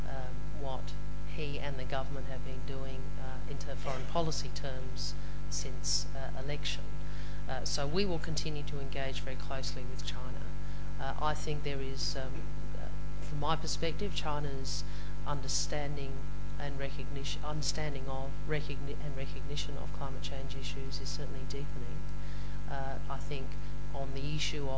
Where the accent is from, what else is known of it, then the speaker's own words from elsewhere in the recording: Adelaide, South Australia, Australia; I come from Adelaide in South Australia